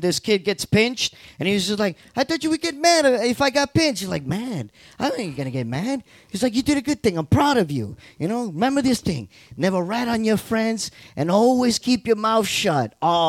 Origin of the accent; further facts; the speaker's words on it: New York City, New York, United States; I grew up in Corona.